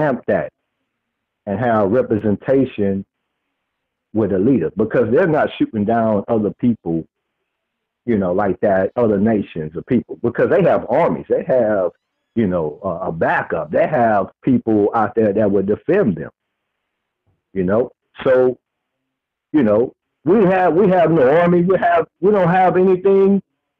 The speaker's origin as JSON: {"language": "English", "region": "Texas", "country": "United States", "said": "I'm from Texas."}